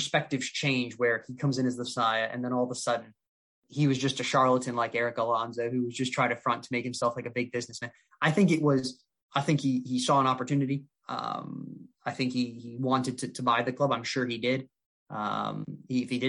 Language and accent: English; United States; I'm an American